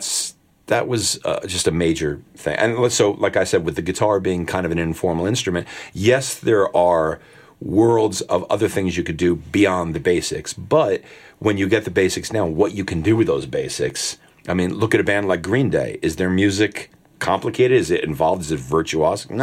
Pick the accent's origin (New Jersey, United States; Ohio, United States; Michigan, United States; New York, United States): New Jersey, United States; Nutley; also born or lived in Newark, New Jersey; New Jersey born and raised. I was born in Newark, but I grew up in Nutley